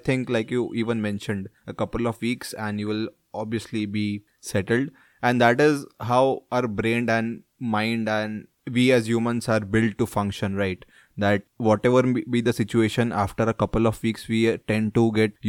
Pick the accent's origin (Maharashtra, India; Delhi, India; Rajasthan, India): Maharashtra, India; Mumbai; also born or lived in Pune; all of us who are born and brought up in Mumbai will be Mumbaikars